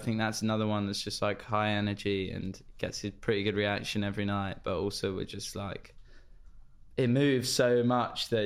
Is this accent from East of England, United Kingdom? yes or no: yes; Cheshunt, East of England, United Kingdom; my hometown, Cheshunt